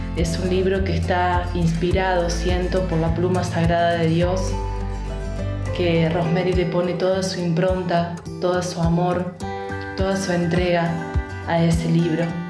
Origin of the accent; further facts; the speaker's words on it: Argentina; de Argentina